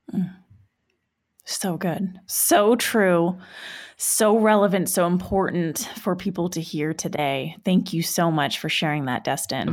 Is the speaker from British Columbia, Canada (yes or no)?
yes; Vancouver, British Columbia, Canada; moved away; back in my hometown in Vancouver